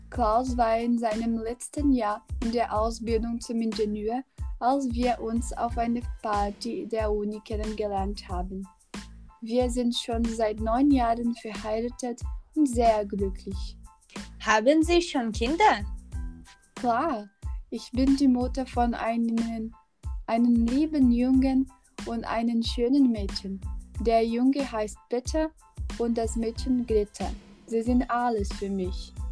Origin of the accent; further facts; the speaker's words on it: Argentina; German is a second language; moved away as an adult; now in Germany; Also, ich bin nach Deutschland gezogen, als ich 18 Jahre alt war. Heute bin ich 39. In Argentinien, meinem Heimatland, war die politische und wirtschaftliche Situation schon lange kompliziert.